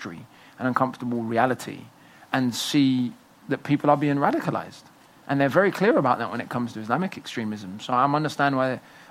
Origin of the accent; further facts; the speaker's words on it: United Kingdom; accent: British; I'm the cool black guy with the British accent